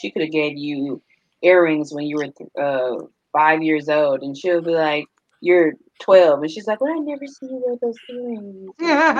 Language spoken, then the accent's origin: English; Michigan, United States; I'm from Michigan.